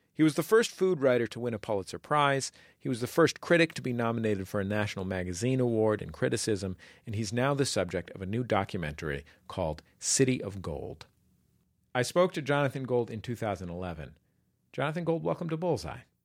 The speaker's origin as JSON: {"language": "English", "town": "San Francisco", "region": "California", "country": "United States", "said": "I'm from San Francisco"}